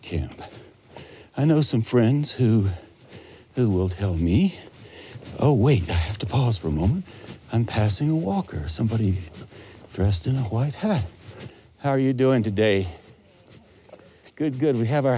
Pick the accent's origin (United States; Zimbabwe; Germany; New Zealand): United States; Western North Carolina; When I was growing up in Western North Carolina, back in the 50s and the 60s, I was a boy back then